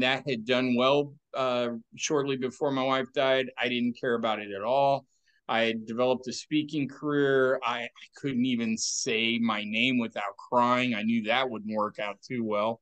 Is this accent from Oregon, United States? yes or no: yes; Oregon, United States; I grew up here in Oregon